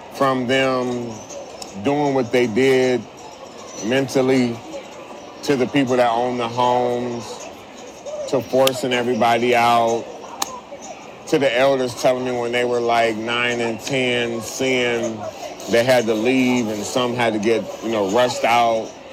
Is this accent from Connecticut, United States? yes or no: no; St. Paul, Minnesota, United States; I was born and raised in St. Paul